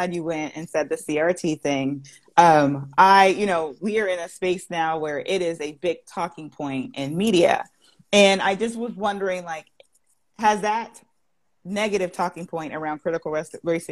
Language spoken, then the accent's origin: English; Palm Springs, California, United States; moved away as an adult; now in Georgia, United States; I was born and raised in Palm Springs, California. Yeah, I've only been to Georgia for less, like a little over a decade.